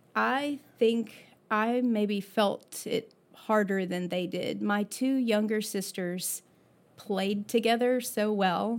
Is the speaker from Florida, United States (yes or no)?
yes; Florida, United States; I was born in Florida